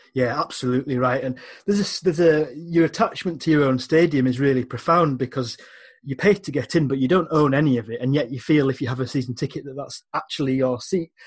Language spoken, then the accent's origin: English; England, United Kingdom; now in Scotland; These were exotic places to me as an Englishman